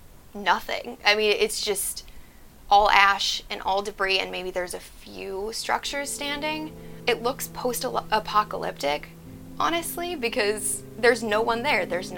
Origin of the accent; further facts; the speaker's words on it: North Dakota, United States; moved away as an adult; now in California, United States; I recently moved to California. I'm originally from North Dakota.